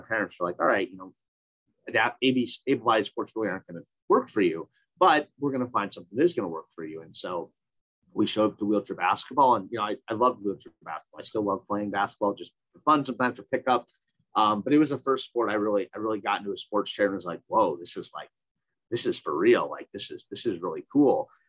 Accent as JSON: {"language": "English", "region": "Minnesota", "country": "United States", "tie": "born or raised there", "said": "I grew up in Minnesota."}